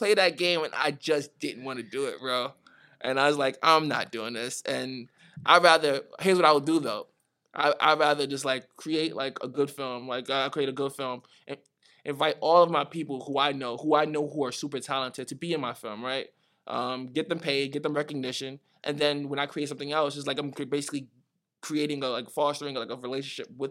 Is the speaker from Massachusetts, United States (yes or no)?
no; New York City, New York, United States; also born or lived in Nigeria; I was born there, so, like, I spent, like, the first 7 years there.